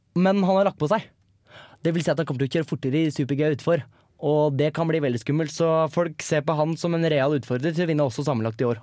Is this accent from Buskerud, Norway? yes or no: yes; Hønefoss, Buskerud, Norway; jeg er jo fra Hønefoss og stolt HBK-supporter